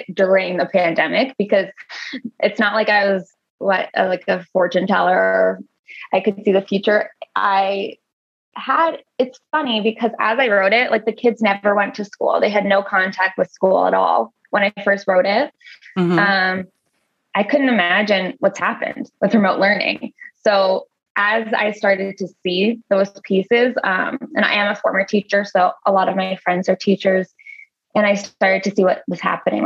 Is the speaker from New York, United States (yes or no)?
yes; Long Island, New York, United States; I grew up on Long Island